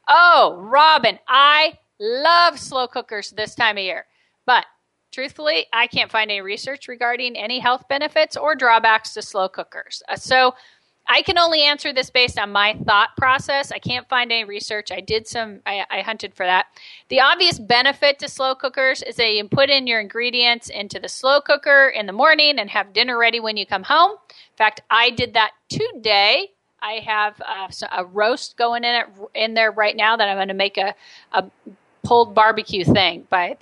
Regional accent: United States; I'm American

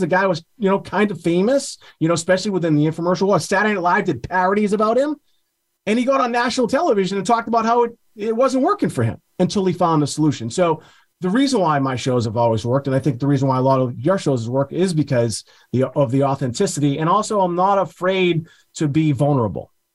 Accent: Beverly, Massachusetts, United States; my hometown of Beverly, Massachusetts

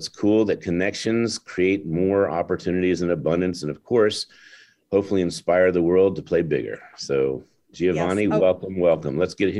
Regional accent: Washington, District of Columbia, United States; in Washington, D.C. We're having the Independence Day book launch here in my hometown

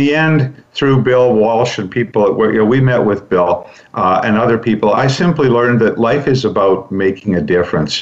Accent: Vancouver, British Columbia, Canada; I was born and raised in Vancouver, where Brandy is as well

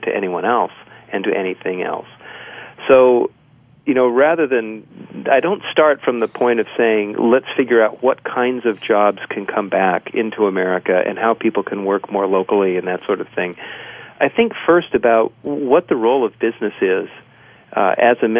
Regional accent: Southern California, United States; I grew up in Southern California

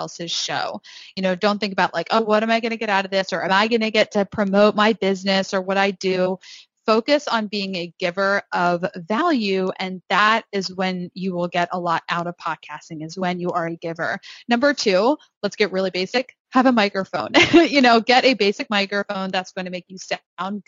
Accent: Northeast, United States; I am from the Northeast. I talk very fast

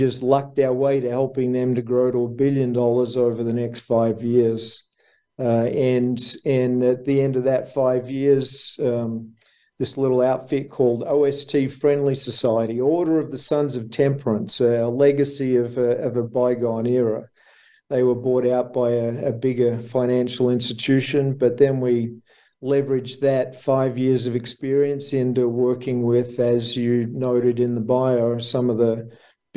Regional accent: Melbourne, Victoria, Australia; accent: Aussie; I was born in Melbourne, Australia. I grew up in Melbourne, Australia

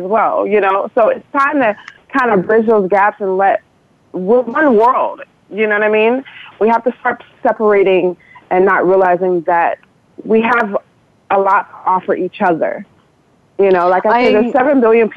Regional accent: United States; now in Nigeria; my African-American hat growing up in America

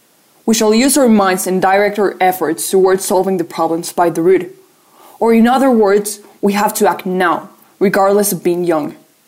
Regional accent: Colombia; I'm from Colombia and I'm on Planet Classroom.

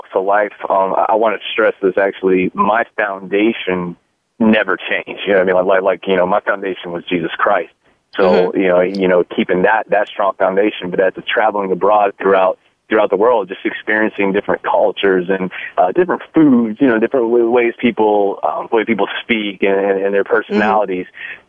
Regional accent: Long Beach, California, United States; born there; also born or lived in Europe; I was born in Long Beach, California, but my my dad was in the military, and U.S. Army, 21 years, retired, and we did a lot of traveling growing up

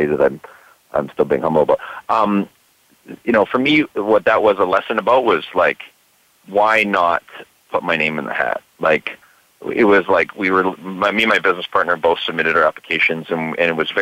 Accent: Vancouver, British Columbia, Canada; I grew up here in Vancouver, Canada

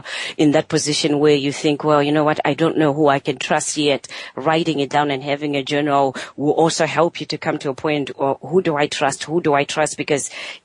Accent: Zimbabwe; moved away; I'm originally from Zimbabwe

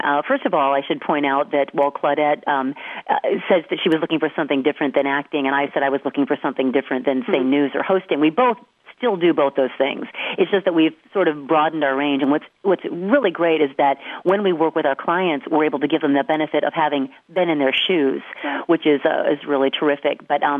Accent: Detroit, Michigan, United States; Hey, I'm from Detroit.

